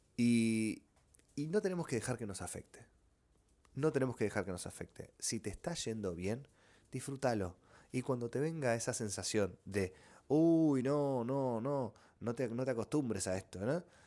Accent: Argentina; somos argentinos

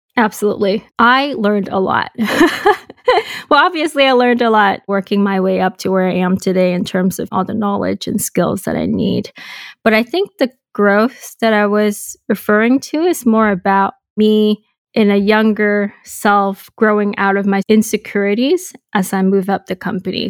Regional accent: Hong Kong; moved away as an adult; also born or lived in Boston, United States; So I was born and raised in Hong Kong

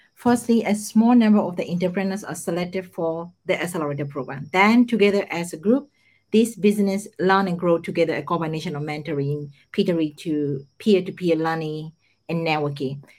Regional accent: Myanmar; moved away as an adult; also born or lived in Mumbai, India / United States; now in Japan; I was born and raised in Myanmar

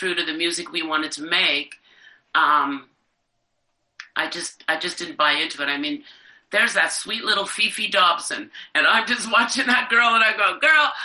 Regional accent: Canada; as a Canadian

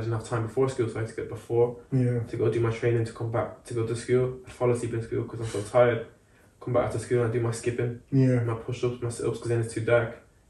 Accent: Dublin, Leinster, Ireland; moved away as an adult; also born or lived in France; now in England; I've got my French, yeah, side. I speak fluent French. So I've got all those cultures. And then, yeah, I grew up in Ireland, so I've got the Irish culture as well, because I grew from the age of 5 to, yeah, yeah, 18

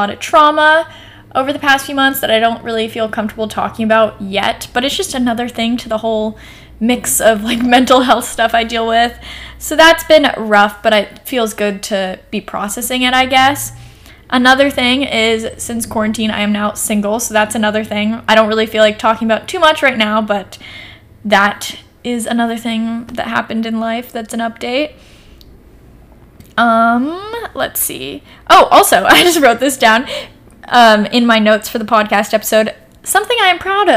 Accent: Portland, United States; also born or lived in New York; I came back here to Portland

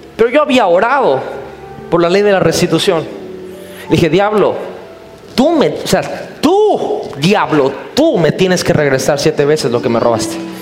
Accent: Mexico; soy cristiano, soy, pero soy mexicano

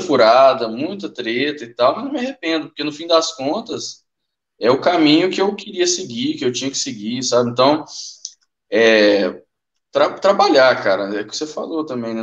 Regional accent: Uberlândia, Minas Gerais, Brazil; eu sou de Uberlândia, velho, Minas Gerais

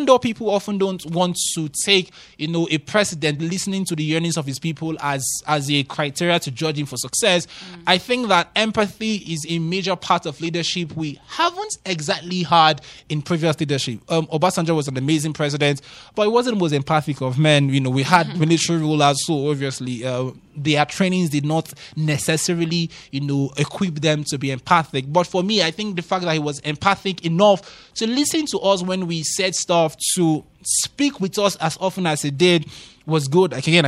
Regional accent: Nigeria; These days, as a Nigerian, when you talk about single figure inflation, you're like, I don't know when last I experienced, 5% inflation rate or 4% inflation rate.

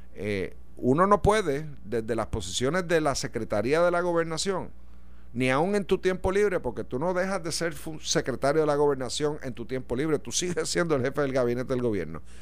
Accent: Puerto Rico; como puertorriqueño

